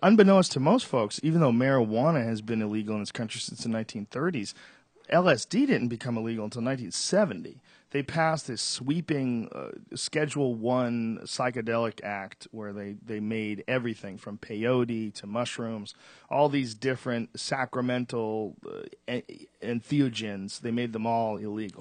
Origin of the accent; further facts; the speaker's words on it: Boston, Massachusetts, United States; now in Los Angeles, United States; I grew up in Boston